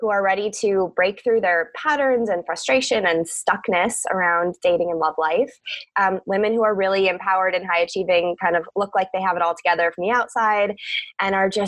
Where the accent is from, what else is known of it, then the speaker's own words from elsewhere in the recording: Cleveland, Ohio, United States; I was born in Cleveland, Ohio. That's where I grew up